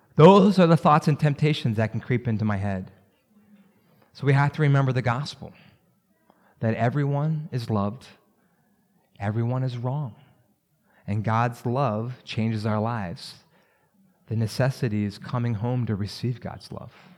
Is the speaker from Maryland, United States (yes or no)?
yes; Maryland, United States; I grew up around Maryland.